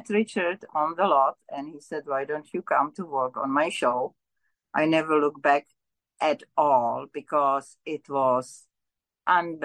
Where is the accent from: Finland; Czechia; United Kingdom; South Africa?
Czechia; also born or lived in Ontario, Canada / Killaloe, Ontario, Canada / North Bay, Ontario, Canada / Milton, Ontario, Canada; now in Vancouver, Canada; I'm originally from Czechoslovakia, now Czech Republic. And I came at the instigation of our Russian brothers when they occupied us. So I came as a refugee.